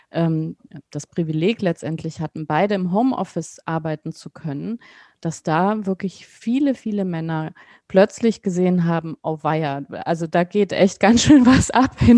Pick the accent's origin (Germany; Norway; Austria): Germany; West Germany; also ich bin ja in Westdeutschland aufgewachsen.